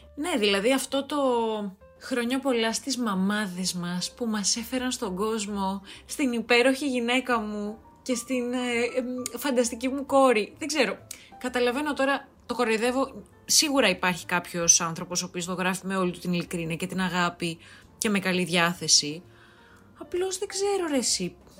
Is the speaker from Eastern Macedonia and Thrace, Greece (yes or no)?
yes; Drama, Eastern Macedonia and Thrace, Greece; now in Athens, Greece; Σήμερα ηχογραφώ από δράμα. Έχω έρθει στο πατρικό μου